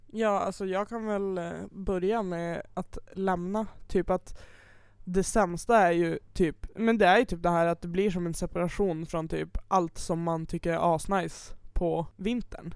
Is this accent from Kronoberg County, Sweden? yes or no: no; Piteå, Norrbotten County, Sweden; moved away; när jag är hemma i Piteå, då jobbar jag typ och så är jag med mamma och pappa